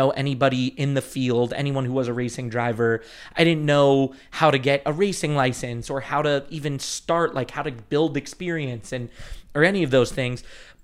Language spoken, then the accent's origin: English; Las Vegas, Nevada, United States; I grew up in Vegas